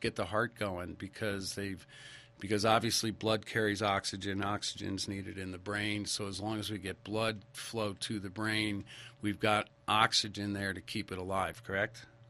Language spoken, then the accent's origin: English; Stamford, Connecticut, United States; I grew up in Stamford, Connecticut